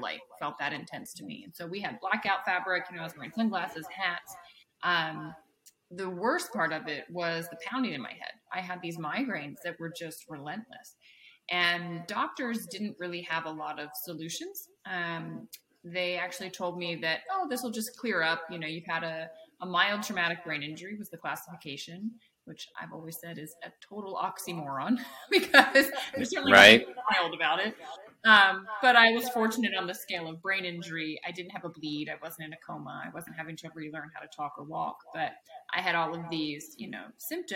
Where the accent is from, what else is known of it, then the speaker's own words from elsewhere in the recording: Maryland, United States; also born or lived in Virginia; I grew up in Maryland.